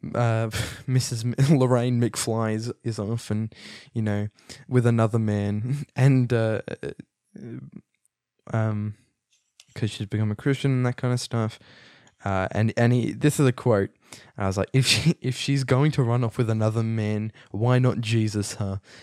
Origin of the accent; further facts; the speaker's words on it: Australia; I'm Australian.